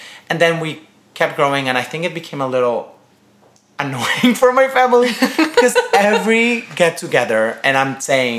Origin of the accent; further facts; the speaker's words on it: Guayaquil, Guayas, Ecuador; now in New York, United States; I am from Guayaquil, Ecuador. I'm Latino. I'm Ecuadorian. I'm 25 years old right now.